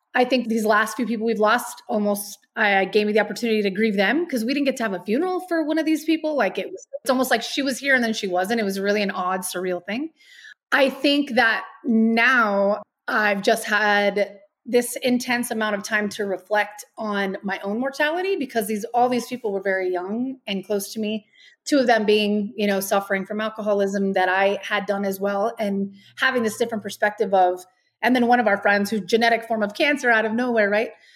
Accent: Albuquerque, New Mexico, United States; moved away as an adult; also born or lived in El Paso, Texas / Los Angeles; now in Castle Rock, United States; I was born in El Paso, Texas. I was raised in Albuquerque, New Mexico.

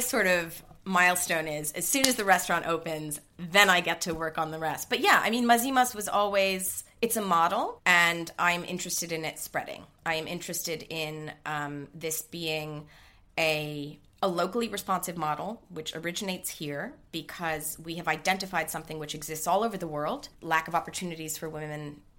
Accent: New York, United States; accent: American; I'm half Greek, half German, but I grew up in New York, hence the American accent.

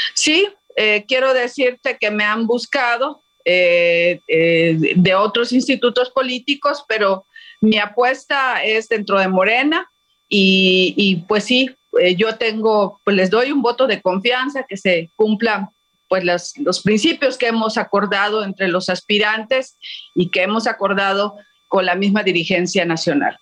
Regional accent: Quintana Roo, Mexico; tengo 20 años de trayectoria en la vida política de mi estado

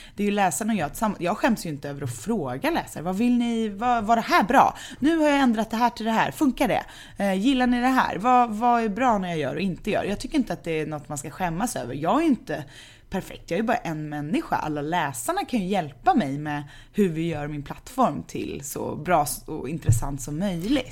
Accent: Gothenburg, Västra Götaland, Sweden; Änggården, där jag är uppvuxen

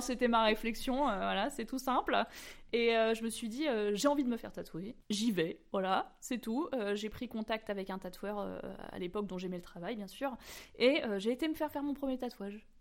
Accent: Normandy, France; moved away; also born or lived in Maisons-Alfort; je viens de Normandie, quand je suis revenue en Normandie

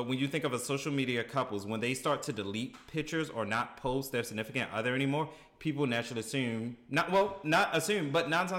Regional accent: Baltimore, Maryland, United States; being from Baltimore, people make fun of my accent.

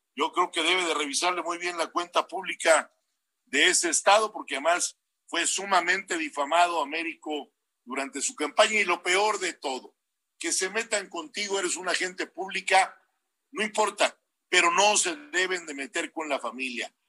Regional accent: Mexico; en mi país

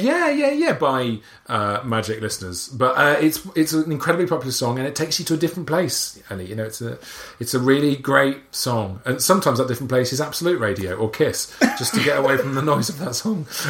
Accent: Wales, United Kingdom; accent: Welsh; I'm Welsh

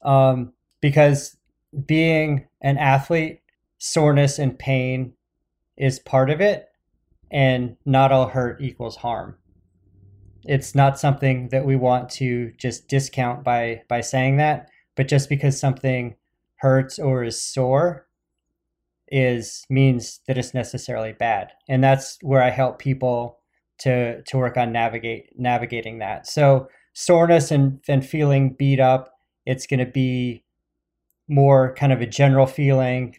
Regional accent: Phoenix, Arizona, United States; moved away; I grew up in Phoenix

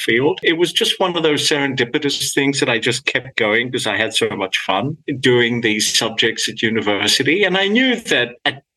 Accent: Sydney, New South Wales, Australia; accent: Australian; first language Greek; English is a second language; moved away as an adult; now in Los Angeles, United States; I grew up in Australia, of course, as you can tell from my accent

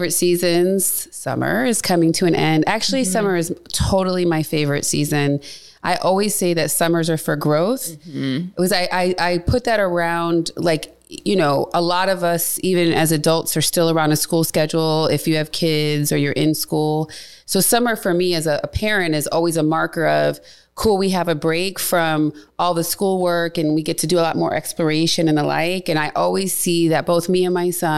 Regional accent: Cleveland, Ohio, United States; moved away; Cleveland, my hometown

